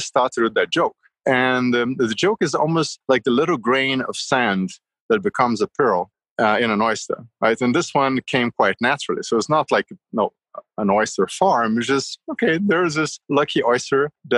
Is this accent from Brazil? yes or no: yes; Rio de Janeiro, Brazil; moved away; I grew up in Rio